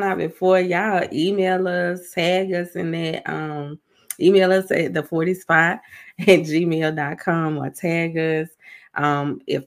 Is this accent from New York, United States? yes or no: no; South Carolina, United States; I'm from South Carolina.